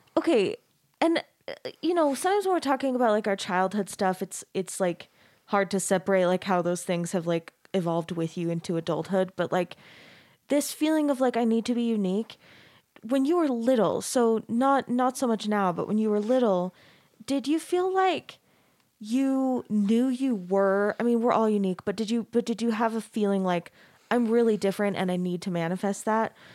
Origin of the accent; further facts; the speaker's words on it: Arizona, United States; I grew up in Arizona